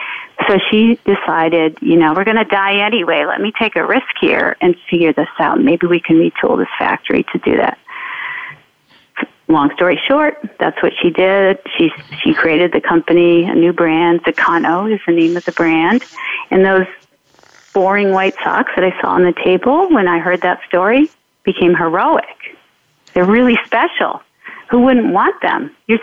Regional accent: Detroit, Michigan, United States; moved away; I come from Detroit

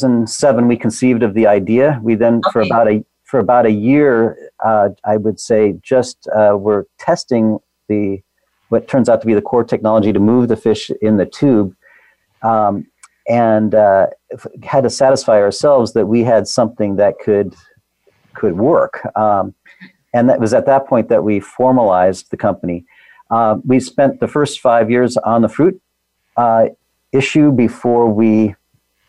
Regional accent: Seattle, Washington, United States; growing up in Seattle, when Microsoft was growing up

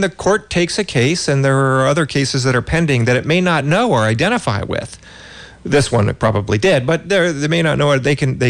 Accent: California, United States; as a Californian.

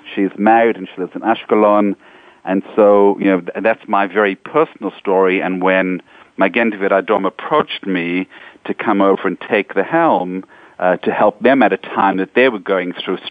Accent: South Africa; also born or lived in Israel; now in New York, United States; I come from South Africa. And I remember as a young boy in South Africa

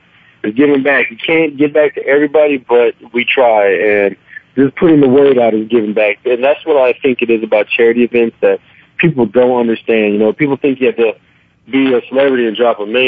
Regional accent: Clovis, New Mexico, United States; moved away; my hometown, Clovis, New Mexico.

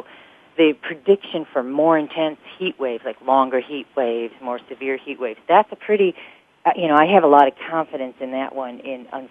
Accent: Chicago, Illinois, United States; I'm actually from Illinois myself, from Chicago.

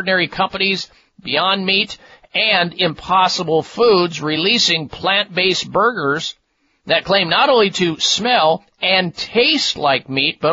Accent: Midwest, United States; what I used to eat growing up in the Midwest

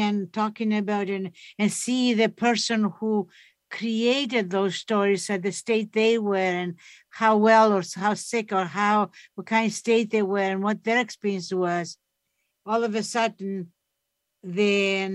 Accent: Greece; also born or lived in Toronto; now in Canada; I grew up in Greece.

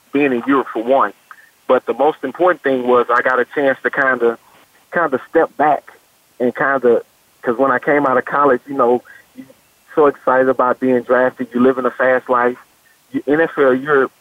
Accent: Beaumont, Texas, United States; I'm originally from Beaumont, Texas. Came out of Beaumont Westbrook High School

